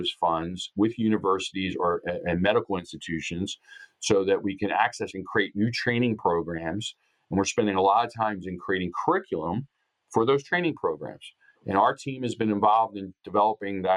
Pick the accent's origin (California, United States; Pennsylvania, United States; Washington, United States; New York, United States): Pennsylvania, United States; Upper Darby; my hometown of Upper Darby, Pennsylvania